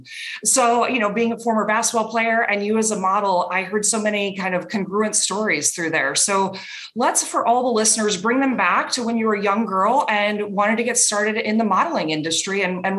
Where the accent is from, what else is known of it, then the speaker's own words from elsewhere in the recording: Cedar Rapids, Iowa, United States; now in Miami, United States; I'm from Cedar Rapids, Iowa. My family still lives there. I love the Midwest